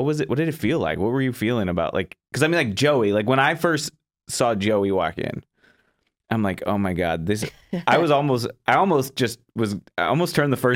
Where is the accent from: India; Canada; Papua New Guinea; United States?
United States; Florida; moved away; I'm originally from Florida.